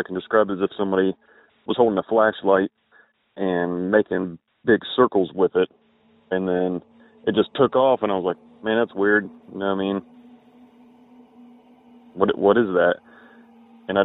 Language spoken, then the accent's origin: English; Southern Ohio, United States; I'm from Southern Ohio